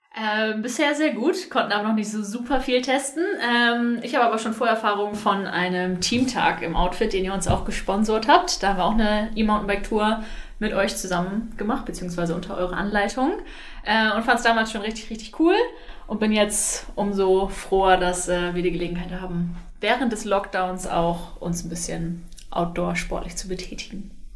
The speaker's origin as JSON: {"language": "German", "town": "Wingst", "region": "Lower Saxony", "country": "Germany", "said": "ich komme aus der Wingst"}